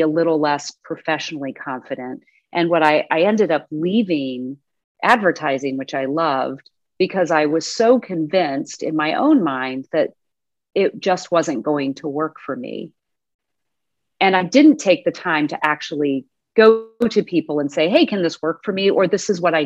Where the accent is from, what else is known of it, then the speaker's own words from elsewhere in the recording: Austin, Texas, United States; now in Midwest, United States; I am from Austin, Texas.